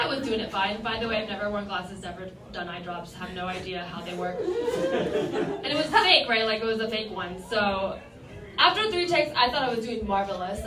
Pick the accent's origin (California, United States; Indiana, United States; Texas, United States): California, United States; Bay Area and Silicon Valley; I grew up in the Bay Area and Silicon Valley in the 90s